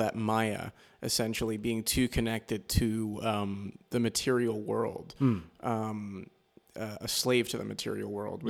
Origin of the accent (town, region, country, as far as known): New York, United States; born or raised there